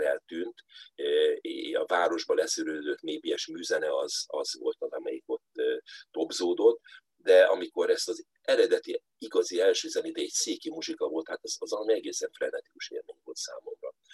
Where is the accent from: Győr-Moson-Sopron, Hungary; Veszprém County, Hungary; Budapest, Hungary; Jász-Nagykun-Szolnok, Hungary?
Budapest, Hungary; Budapesten a belvárosban lakva